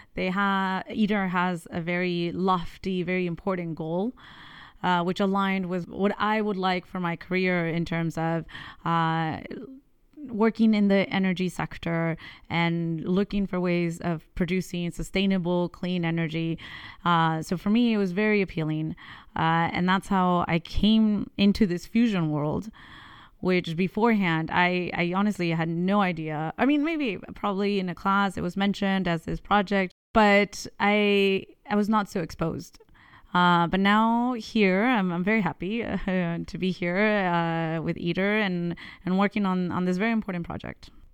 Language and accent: English; California, United States; moved away as an adult; also born or lived in Mexico; now in France; I was born in, uh, Mexico, but I was raised in California